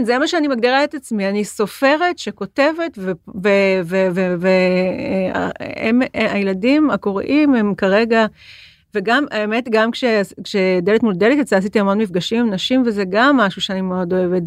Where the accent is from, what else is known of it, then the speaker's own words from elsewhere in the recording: Jerusalem, Jerusalem District, Israel; now in Tel Aviv, Israel; אני ירושלמית, ואני גרה בתל אביב